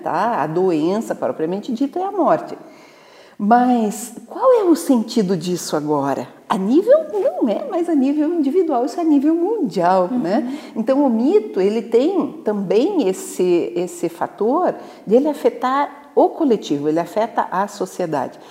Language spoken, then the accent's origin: Portuguese; Videira, Santa Catarina, Brazil; eu sou nascida em Santa Catarina, né? Eu venho de uma cidadezinha chamada Videira, que é o, a capital da uva e do vinho